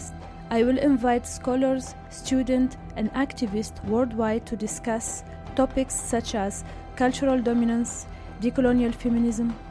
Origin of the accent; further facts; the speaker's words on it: Tunisia; moved away; I am from Tunisia